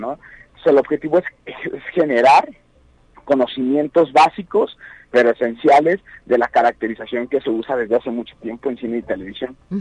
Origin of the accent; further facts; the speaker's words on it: Guanajuato, Mexico; yo soy de Guanajuato pero sin embargo trabajo en muchísimos estados de la República